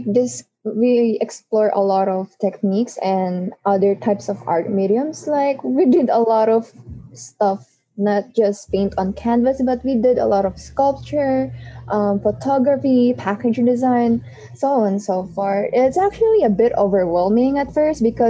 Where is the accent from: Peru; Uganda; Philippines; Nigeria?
Philippines; I'm from the Philippines